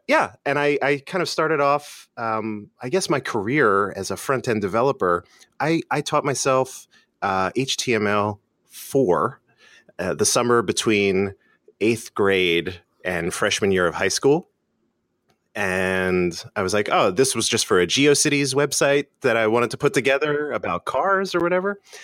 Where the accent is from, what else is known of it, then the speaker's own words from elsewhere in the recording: Philadelphia, Pennsylvania, United States; Philadelphia, born and raised